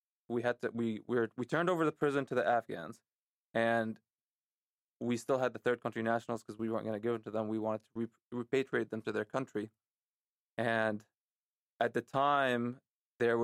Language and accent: English; Lebanon; moved away; also born or lived in San Diego, California; growing up in Lebanon